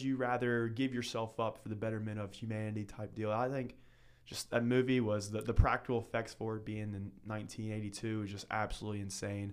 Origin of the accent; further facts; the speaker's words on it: Northern Kentucky, United States; moved away as an adult; now in Southern Kentucky, United States; I'm from Northern Kentucky. I was, uh, raised there for seventeen years of my life.